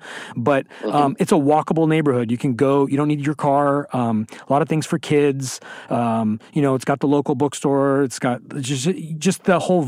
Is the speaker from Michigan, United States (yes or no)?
no; California, United States; I'm from California